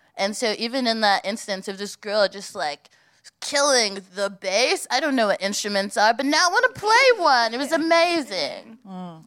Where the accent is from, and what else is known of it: United States; now in United Kingdom